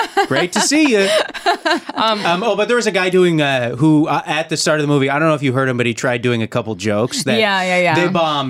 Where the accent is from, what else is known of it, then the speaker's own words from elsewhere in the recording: Calgary, Alberta, Canada; My hometown mall was Chinook Center in Calgary, Alberta.